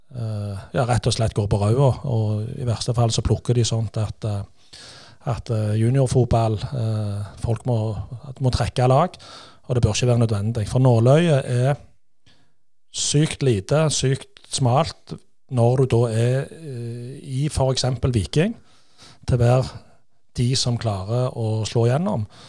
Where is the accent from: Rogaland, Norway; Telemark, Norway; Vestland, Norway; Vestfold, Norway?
Rogaland, Norway; Stavanger; vi kommer jo fra Kværnervika